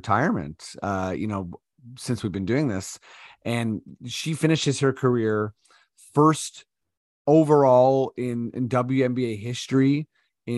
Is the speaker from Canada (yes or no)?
yes; Toronto, Ontario, Canada; we're both from Toronto.